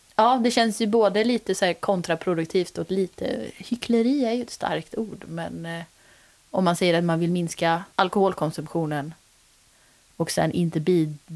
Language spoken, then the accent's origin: Swedish; Götene, Västra Götaland, Sweden; now in Gothenburg, Sweden; Jag har varit eh, hemma nu på semestern i eh, Götene, där jag kommer ifrån